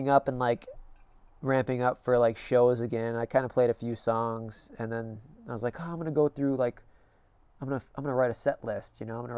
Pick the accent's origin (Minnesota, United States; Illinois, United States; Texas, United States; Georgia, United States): Illinois, United States; I grew up in Illinois